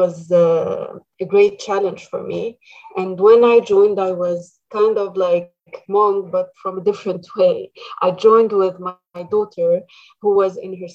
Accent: Egypt; moved away as an adult; now in Canada; I come originally from Egypt, and I've spent my first years of marriage and as a mother in Egypt.

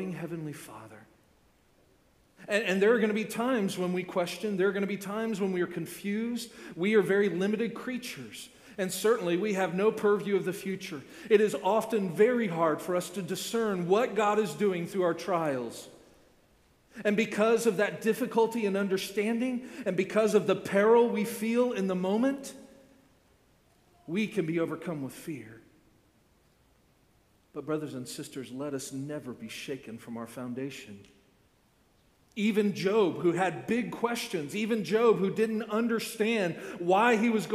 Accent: Orlando, Florida, United States; I grew up in Central Florida, right? I grew up in Orlando

